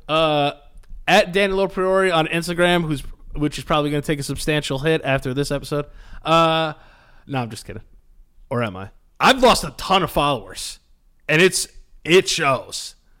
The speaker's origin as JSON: {"language": "English", "town": "Hastings-on-Hudson", "region": "New York", "country": "United States", "tie": "born or raised there", "said": "I love my hometown. I love Hastings."}